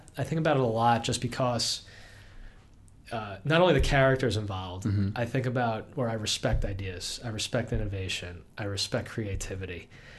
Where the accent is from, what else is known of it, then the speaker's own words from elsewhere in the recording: Long Island, New York, United States; moved away as an adult; also born or lived in Rochester, New York; where I grew up on Long Island, we were maybe like a half hour outside of New York City.